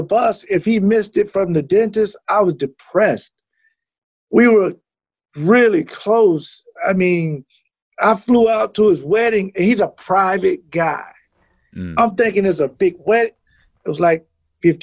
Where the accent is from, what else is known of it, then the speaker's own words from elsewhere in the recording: Jacksonville, Florida, United States; moved away as an adult; now in Wisconsin, United States; I'm from Jacksonville, Florida